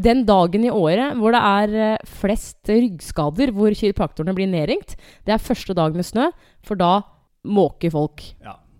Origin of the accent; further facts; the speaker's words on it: Norway; jeg er fra Norge